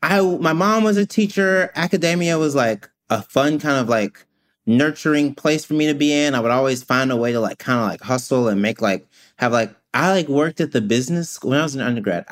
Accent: Mississippi, United States; moved away; I am from Mississippi originally

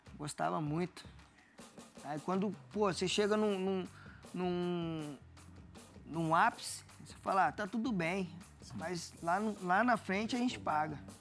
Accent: Volta Redonda, Rio de Janeiro, Brazil; moved away as an adult; now in Santos, Brazil; sou de Volta Redonda, não tem praia

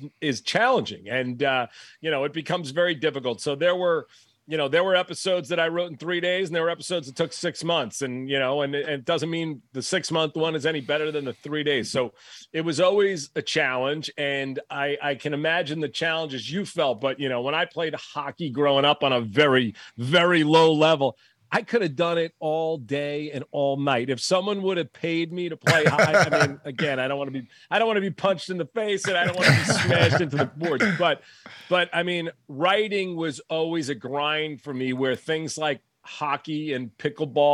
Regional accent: New York, United States; I grew up in New York

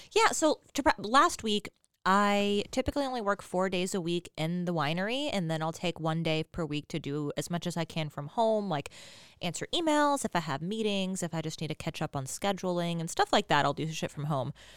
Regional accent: Texas, United States; Us Texans

